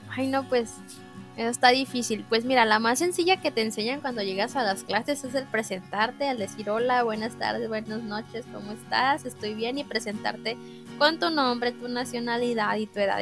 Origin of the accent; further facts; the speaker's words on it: Mexico; tengo 23 años y soy mexicana